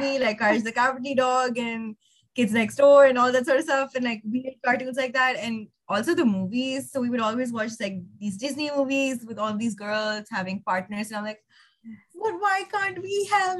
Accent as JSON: {"language": "English", "town": "Lahore", "region": "Punjab", "country": "Pakistan", "tie": "born or raised there", "moved": "as an adult", "said": "I grew up in Lahore, which is a big city in Pakistan."}